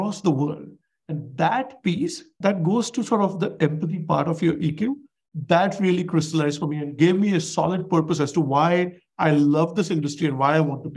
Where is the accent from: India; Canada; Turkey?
India; moved away as an adult; now in United States; I'm an immigrant from India